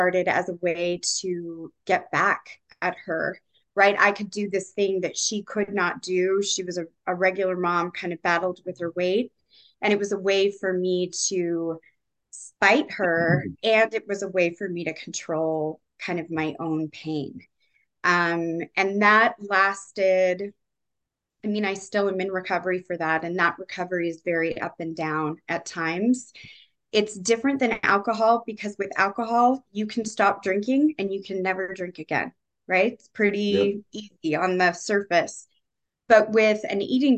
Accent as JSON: {"language": "English", "town": "San Diego", "region": "California", "country": "United States", "tie": "born or raised there", "said": "I grew up in San Diego, all over kind of the California area"}